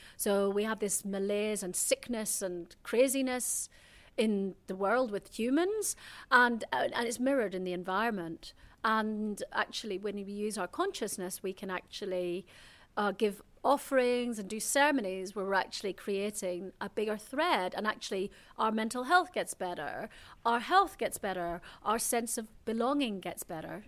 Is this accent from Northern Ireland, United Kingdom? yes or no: yes; Belfast, Northern Ireland, United Kingdom; moved away; I grew up in Belfast, in Northern Ireland.